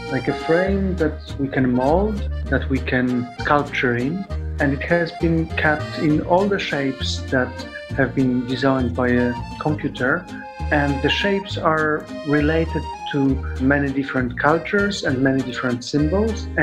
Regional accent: Poland; now in West Cork, Ireland; I come originally from Poland. I speak Polish and English.

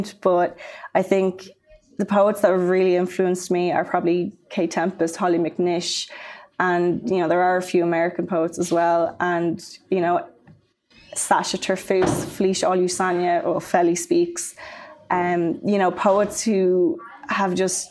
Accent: Maynooth, County Kildare, Ireland; also born or lived in Dublin; I grew up in Maynooth in Kildare

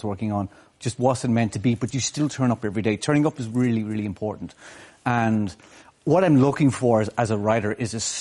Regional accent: Malin Head, Ulster, Ireland; now in Dublin, Ireland; I grew up in Malinhead

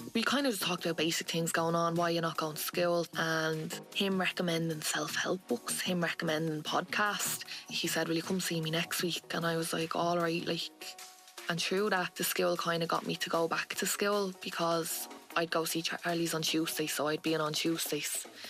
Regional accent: Dublin, Leinster, Ireland; I'm 22, nearly 23, and I grew up in Finglas in Dublin.

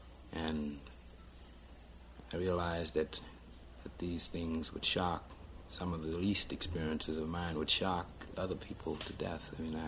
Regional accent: Charleston, Mississippi, United States; now in Greenwood, United States; I'm from Charleston, Mississippi, originally, and I came here to Greenwood in August of 1962.

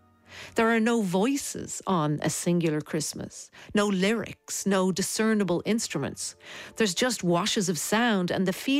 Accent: Dublin, Leinster, Ireland; born or raised there

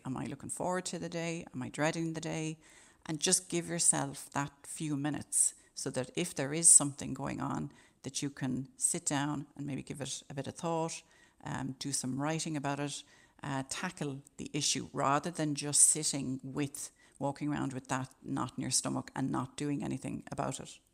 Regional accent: Ireland; as Irish people

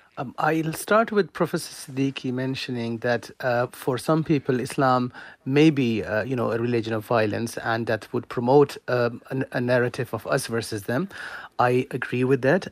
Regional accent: Ireland; being Irish and being Muslims

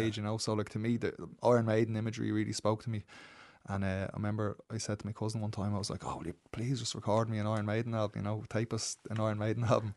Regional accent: Dublin, Leinster, Ireland; moved away as an adult; also born or lived in London, England; I grew up out in Baldoyle

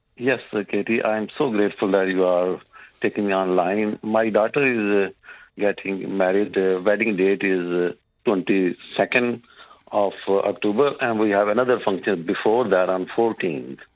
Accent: Pakistan; moved away as an adult; now in Dublin, Ireland; I'm originally from Pakistan, living in Ireland for the last about 27 years now

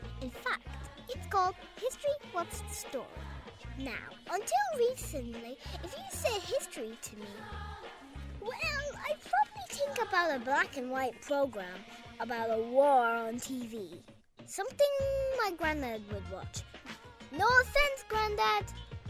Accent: Dublin, Leinster, Ireland; born there; now in Cavan, Ireland; Right now, I live in Cavan, but I was born and lived in Dublin until I was 3.

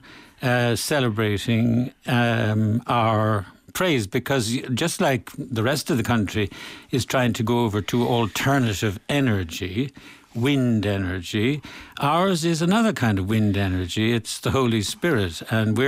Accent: Limerick, Munster, Ireland; moved away; when I was at home, I came from Limerick myself, and in the 1950s and 60s

